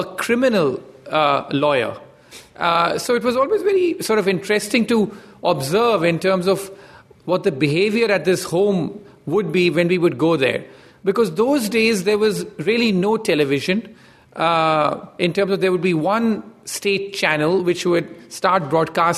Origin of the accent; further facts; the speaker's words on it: India; I grew up in India